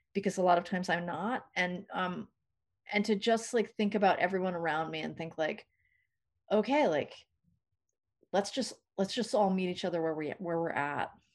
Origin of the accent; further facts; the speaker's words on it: New England, United States; moved away; also born or lived in New York / San Francisco Bay Area / Los Angeles; I didn't grow up in California, I grew up in New England, and then I lived in New York for a long time